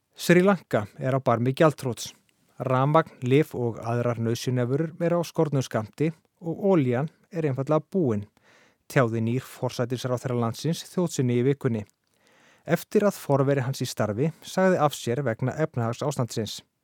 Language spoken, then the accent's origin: Icelandic; Iceland; við Íslendingar